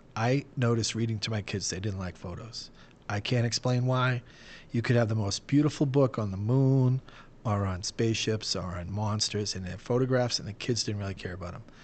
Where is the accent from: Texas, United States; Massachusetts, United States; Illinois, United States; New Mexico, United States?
Massachusetts, United States; Boston; I'm from Boston